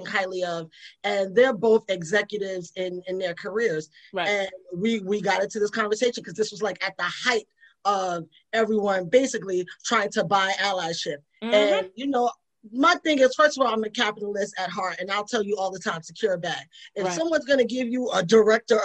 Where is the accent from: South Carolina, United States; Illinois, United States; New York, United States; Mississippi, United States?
New York, United States; New York City; I was Latino whether I wanted to be or not, because I grew up in the Bronx